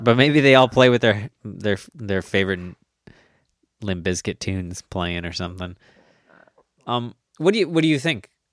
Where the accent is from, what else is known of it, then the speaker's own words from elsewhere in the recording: United States; I'm American